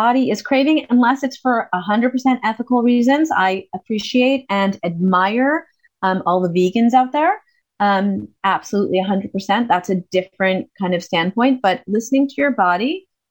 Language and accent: English; United States; moved away; I'm American